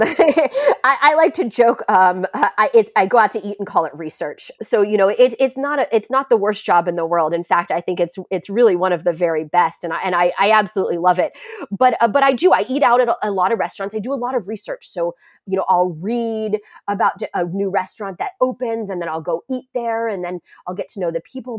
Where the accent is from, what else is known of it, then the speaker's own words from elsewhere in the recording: San Francisco, California, United States; also born or lived in Shanghai / Paris; my hometown in San Francisco